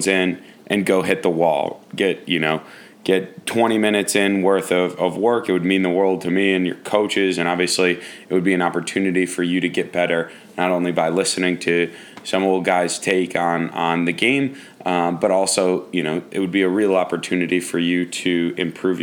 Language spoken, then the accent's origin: English; Michigan, United States; I'm from Michigan, played at Brother Rice